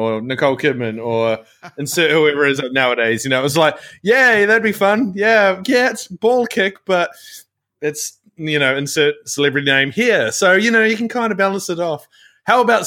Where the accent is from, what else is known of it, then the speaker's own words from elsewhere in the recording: New Zealand; now in Australia; being the Kiwi that I am